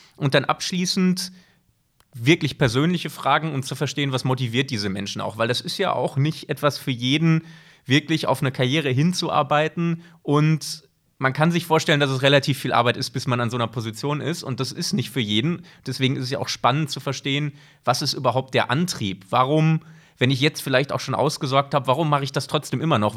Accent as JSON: {"language": "German", "town": "Bochum", "region": "North Rhine-Westphalia", "country": "Germany", "also_born_or_lived": "St. Gallen, Switzerland", "moved": "as an adult", "lives_now": "Switzerland", "said": "Man hört es, ich komme nicht aus der Schweiz, sondern ich komme aus Deutschland, bin aber schon sehr, sehr lange hier beheimatet, nicht ganz so lange wie Dirk, aber doch mittlerweile seit zwölf Jahren. Ich bin ursprünglich aus Bochum, bin nach dem Abitur in die Schweiz gekommen"}